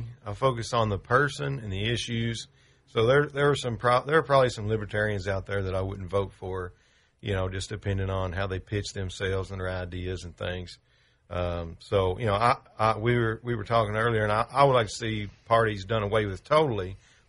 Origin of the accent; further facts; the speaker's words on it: United States; Well, I'm an American.